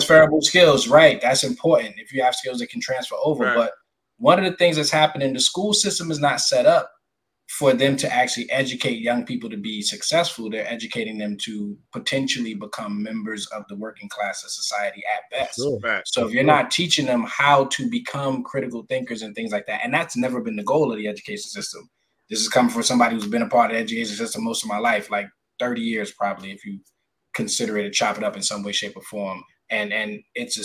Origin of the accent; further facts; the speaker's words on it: New York City, New York, United States; I'm from Brooklyn